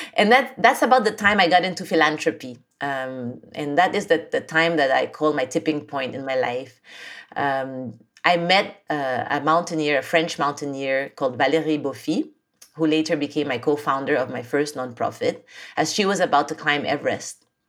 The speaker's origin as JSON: {"language": "English", "country": "Philippines", "tie": "born or raised there", "also_born_or_lived": "France / Japan", "moved": "as an adult", "said": "I was born and raised in the Philippines"}